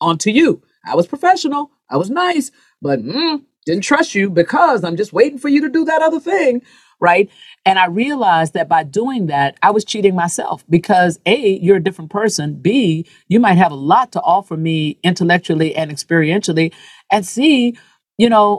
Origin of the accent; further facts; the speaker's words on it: the South, United States; as a Black woman growing up in the South